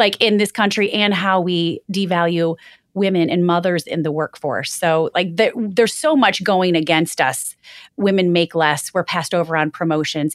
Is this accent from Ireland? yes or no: no; Michigan, United States; moved away; growing up in Michigan, we would always write on the windshield with the snow